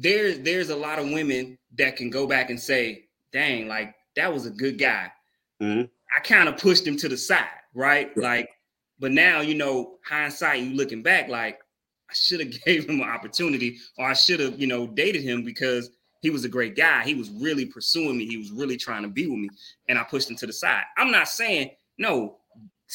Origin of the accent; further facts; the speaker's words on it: Mississippi, United States; that's where we come from. We're from Mississippi.